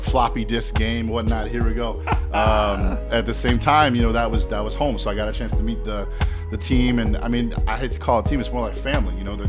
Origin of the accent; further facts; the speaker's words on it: Evanston, Illinois, United States; moved away as an adult; also born or lived in Chicago / Manhattan, New York; my hometown, like my family's restaurant, Oceanique